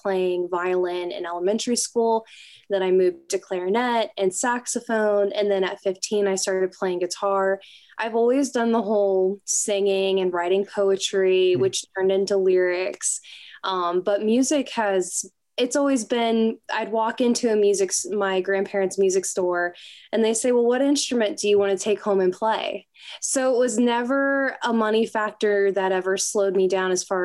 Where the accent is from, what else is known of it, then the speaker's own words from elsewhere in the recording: North Carolina, United States; moved away as an adult; also born or lived in St. Louis, Missouri; now in Nashville, United States; I grew up in North Carolina, lived in St. Louis for a hot minute, then moved out to Nashville